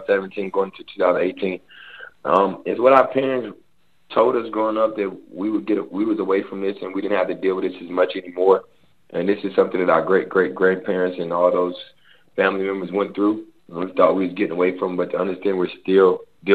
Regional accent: Raleigh, North Carolina, United States; moved away as an adult; also born or lived in Washington, D.C.; Raleigh, North Carolina, born and raised on the South Side

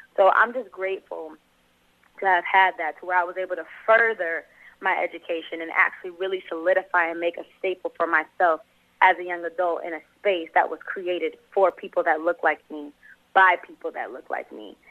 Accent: Los Angeles, California, United States; moved away as an adult; also born or lived in Atlanta; I grew up in South Central LA, born and raised here

